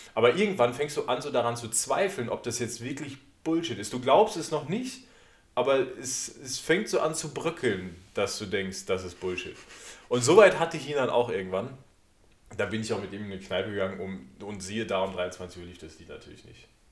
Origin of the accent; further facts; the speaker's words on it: Sauerland, North Rhine-Westphalia, Germany; moved away; also aus meiner Heimat, wobei ich eigentlich aus dem Sauerland komme